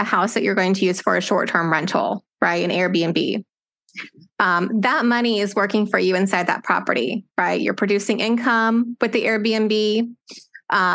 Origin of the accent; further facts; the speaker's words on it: Austin, Texas, United States; moved away as an adult; now in Lake Charles, United States; I grew up in Austin, Texas, and moved here about 2 years ago because I was about to marry my husband